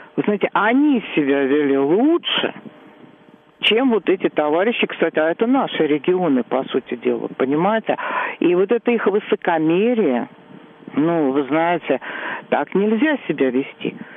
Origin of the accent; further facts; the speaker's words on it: Moscow, Russia; я сверхкоренная москвичка